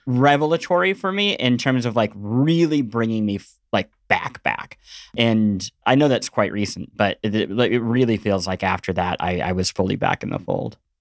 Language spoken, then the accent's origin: English; Midwest, United States; growing up in the Midwest